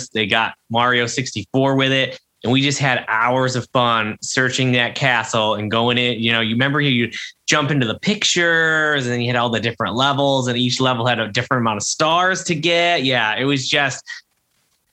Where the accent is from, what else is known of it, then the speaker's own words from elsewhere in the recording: Pittsfield, Massachusetts, United States; I'm in my 30s and I'm from Pittsfield